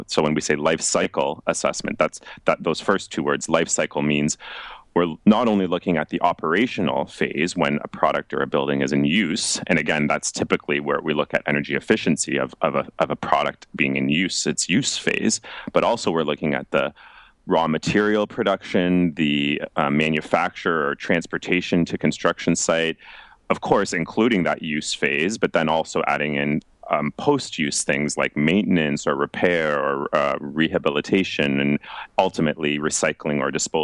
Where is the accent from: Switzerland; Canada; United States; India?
Canada; Toronto, Ontario; moved away as an adult; now in Finland; I'm originally from Toronto, Canada